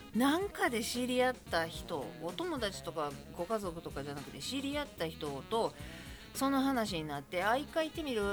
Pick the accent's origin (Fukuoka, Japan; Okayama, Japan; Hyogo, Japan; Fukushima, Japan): Hyogo, Japan; Kobe; 神戸出身